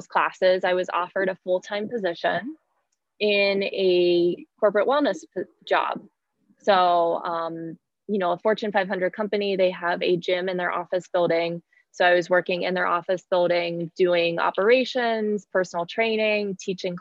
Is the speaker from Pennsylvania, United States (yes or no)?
yes; Pittsburgh, Pennsylvania, United States; moved away as an adult; also born or lived in Virginia / New York City; I grew up in Pittsburgh, Pennsylvania